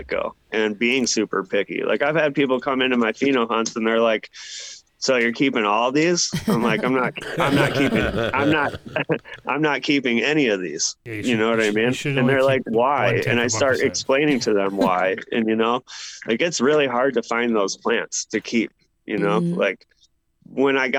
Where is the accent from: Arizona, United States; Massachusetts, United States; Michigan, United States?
Michigan, United States; We're from Michigan